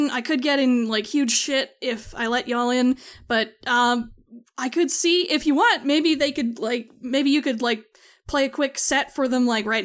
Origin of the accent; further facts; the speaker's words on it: Minneapolis, Minnesota, United States; Like, I'm from like Minneapolis myself originally.